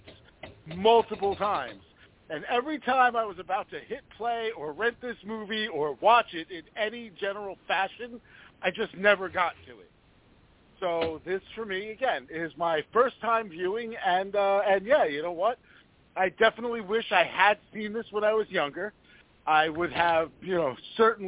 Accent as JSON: {"language": "English", "region": "New York", "country": "United States", "tie": "born or raised there", "said": "growing up in New York"}